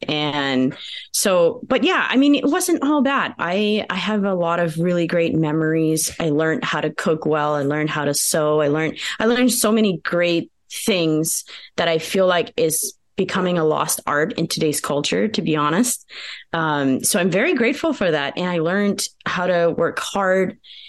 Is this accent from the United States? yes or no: yes; United States; first language Pennsylvania Dutch; English is a second language; And my native tongue is Pennsylvania Dutch, which is different than German.